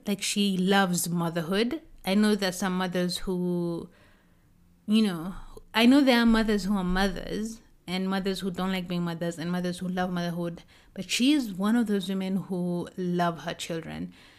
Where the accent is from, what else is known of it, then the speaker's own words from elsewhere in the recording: South Korea; moved away; I've traveled to Korea, to my hometown